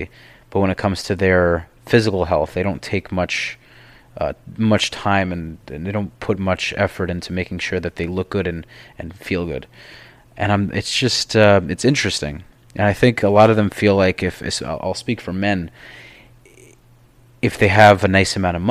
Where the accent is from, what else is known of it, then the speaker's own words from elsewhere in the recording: New York, United States; now in Miami, United States; I'm from New York.